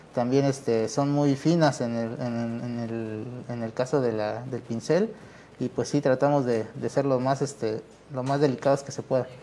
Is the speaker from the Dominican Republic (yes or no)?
no; San Martín Tilcajete, Oaxaca, Mexico; tanto mi abuelo, mi padre y yo, pues somos este, originarios de San Martín Tilcajete